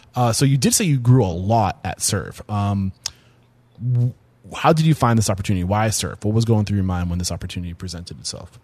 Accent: Portsmouth, New Hampshire, United States; I'm from the Portsmouth area

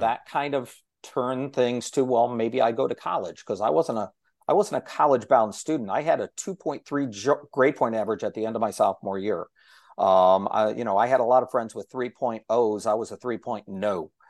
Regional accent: Okolona, Ohio, United States; my hometown

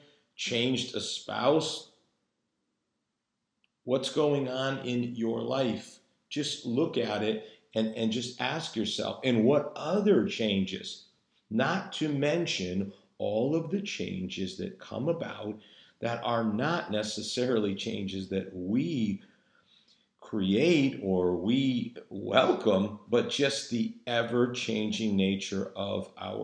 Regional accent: New England, United States; moved away; also born or lived in Virginia; both my wife and I being native New Englanders

